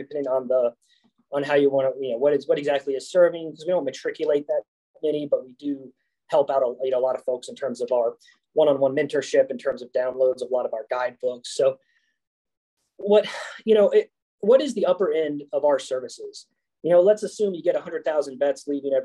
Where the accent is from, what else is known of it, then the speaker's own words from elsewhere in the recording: Spring Lake, North Carolina, United States; I grew up in Spring Lake, North Carolina